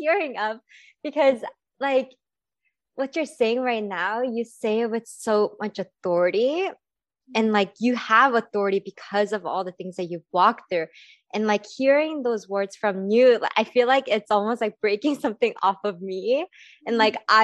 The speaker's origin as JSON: {"language": "English", "region": "California", "country": "United States", "tie": "born or raised there", "said": "I grew up in California."}